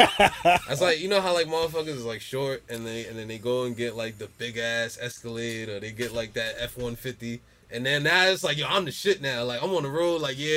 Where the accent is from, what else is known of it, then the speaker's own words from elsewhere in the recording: Jersey City, New Jersey, United States; I'm from Jersey City, man. Like